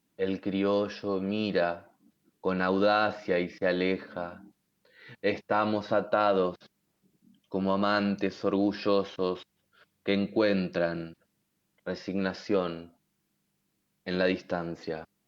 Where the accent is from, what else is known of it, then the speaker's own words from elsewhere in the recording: Argentina; como argentinos